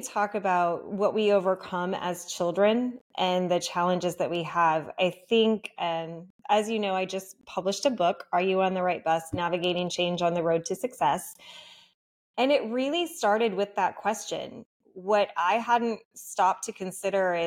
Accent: Iowa, United States; I grew up just a middle-class kid in Iowa

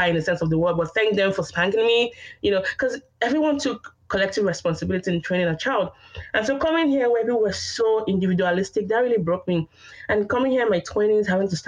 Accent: Nigeria; moved away as an adult; also born or lived in Austin, Texas, United States; now in Oklahoma City, United States; I'm Nigerian, but I'm also Yoruba, which is a tribe in Nigeria.

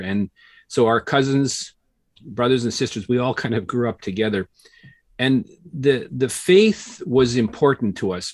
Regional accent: Regina, Saskatchewan, Canada; I grew up in Regina

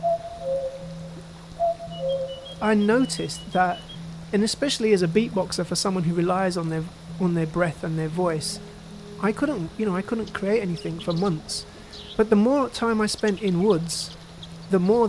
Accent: London, United Kingdom; I was born and raised in East London, in Tower Hamlets

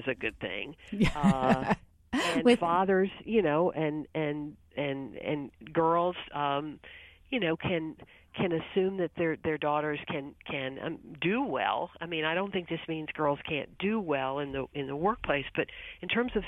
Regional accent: Texas, United States; now in Washington, D.C., United States; I was from Texas

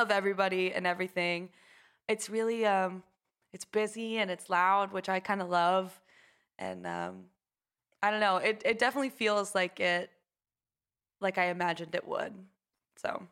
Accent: Houston, Texas, United States; grew up in a suburb of Houston

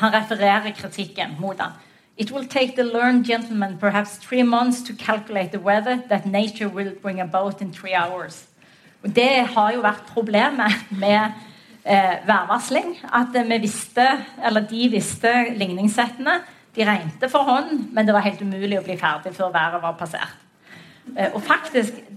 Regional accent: Western Norway, Norway; vi er vestlendinger

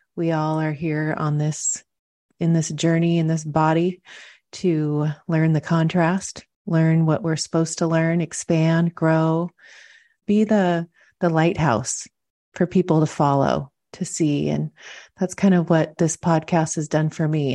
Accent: Washington, United States; moved away as an adult; also born or lived in Montana; now in San Diego, United States; I grew up in Washington, met somebody, moved to Montana

